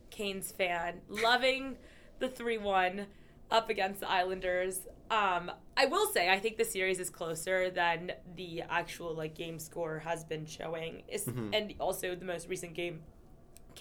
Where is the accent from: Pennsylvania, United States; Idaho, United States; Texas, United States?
Texas, United States; Houston; I'm from Houston